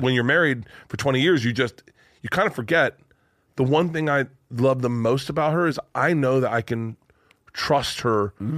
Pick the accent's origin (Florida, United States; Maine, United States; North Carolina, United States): Florida, United States; Tampa; I'm from Tampa